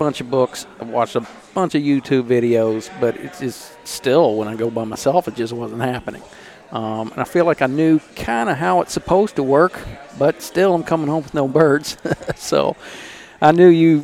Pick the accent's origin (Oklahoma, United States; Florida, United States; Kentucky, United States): Kentucky, United States; Louisville; I'm from Louisville. Lived here all my life